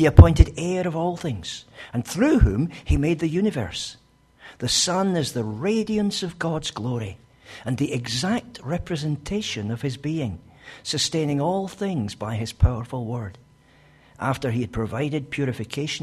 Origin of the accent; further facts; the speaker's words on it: Scotland, United Kingdom; as a Scotsman I tend to speak a bit fast